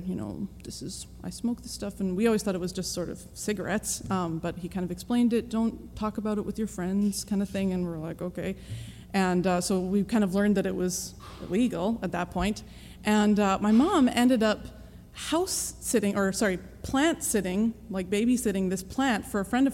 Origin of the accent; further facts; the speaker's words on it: British Columbia, Canada; I am from Canada, born and raised in British Columbia.